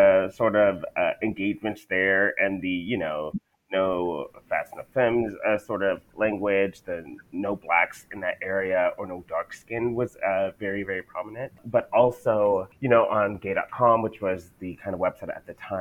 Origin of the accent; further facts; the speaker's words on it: El Paso, Texas, United States; I'm originally from El Paso, Texas, in the United States